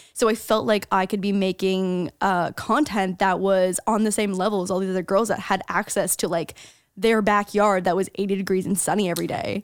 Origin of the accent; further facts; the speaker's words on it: St. Catharines, Ontario, Canada; moved away as an adult; now in United States; anything outside of Saint Catharines, my hometown, is considered a big city